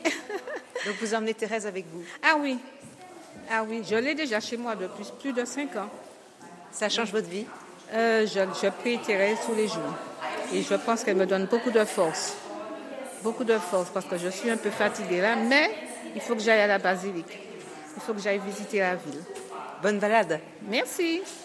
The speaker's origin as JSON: {"language": "French", "country": "Martinique", "said": "De la Martinique"}